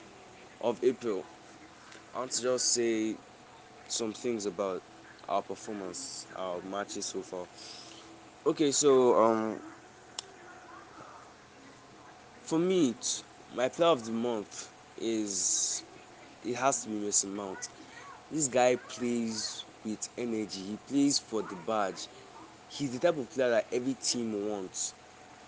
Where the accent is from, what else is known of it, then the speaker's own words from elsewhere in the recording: Nigeria; I live in Nigeria, I'm a Nigerian